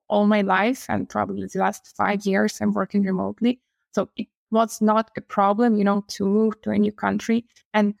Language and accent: English; Ukraine; moved away as an adult; now in Barcelona, Spain; I'm from Ukraine. I'm Ukrainian, female.